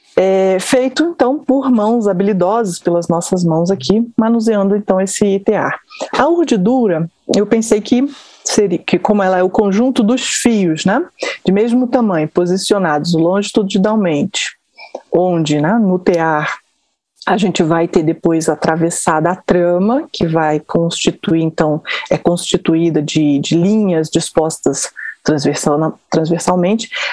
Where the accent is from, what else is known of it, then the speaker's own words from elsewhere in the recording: Brasília, Federal District, Brazil; also born or lived in Rio de Janeiro; eu sou eu sou carioca, mas moro em Brasília há muitos anos. Me formei aqui, me criei aqui em Brasília